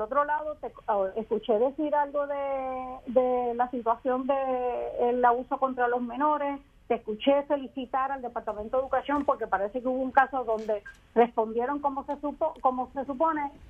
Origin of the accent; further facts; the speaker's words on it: Puerto Rico; nosotros somos menos puertorriqueños y puertorriqueñas